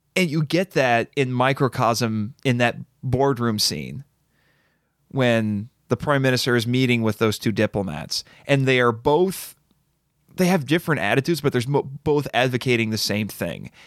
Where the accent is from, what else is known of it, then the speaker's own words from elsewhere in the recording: United States; I'm an American